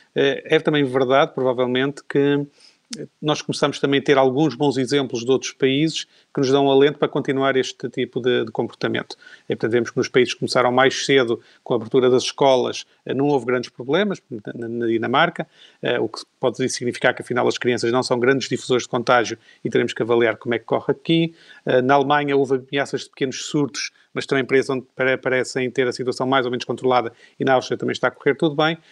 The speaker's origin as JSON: {"language": "Portuguese", "country": "Portugal"}